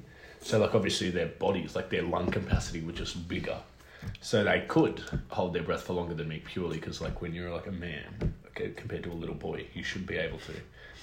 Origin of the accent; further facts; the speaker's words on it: Australia; we're from Australia.